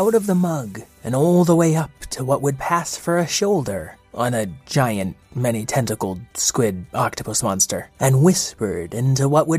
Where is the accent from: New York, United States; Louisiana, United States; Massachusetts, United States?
Massachusetts, United States; Now, I'm from Massachusetts